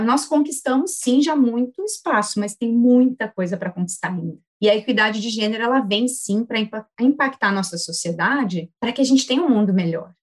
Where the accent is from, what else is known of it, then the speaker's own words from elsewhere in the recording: Cachoeirinha, Rio Grande do Sul, Brazil; accent: southern; sou natural aqui de Cachoeirinha, Rio Grande do Sul, cidade onde minha família toda está